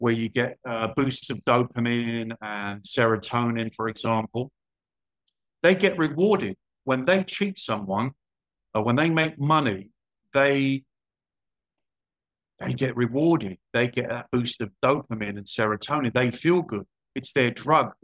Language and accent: English; London, United Kingdom; moved away as an adult; also born or lived in Spain / Portugal / Cyprus / Copenhagen, Denmark; I was born in London. I grew up there